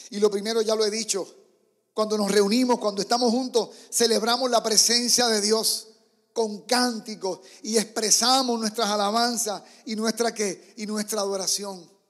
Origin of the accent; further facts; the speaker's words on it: Puerto Rico; moved away; Entonces vengo de Puerto Rico, donde en las iglesias hay tantos músicos. Tú mueves una piedra y de ahí salen músicos.